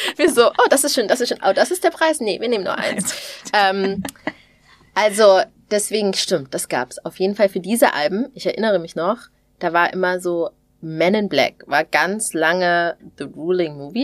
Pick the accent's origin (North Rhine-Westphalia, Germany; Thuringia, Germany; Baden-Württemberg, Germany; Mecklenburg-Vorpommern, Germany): Thuringia, Germany; als Thüringerin